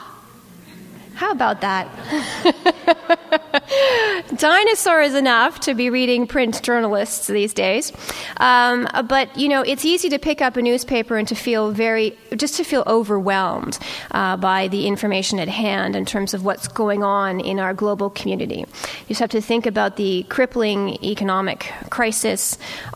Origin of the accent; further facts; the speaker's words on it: Toronto, Ontario, Canada; I come from Toronto.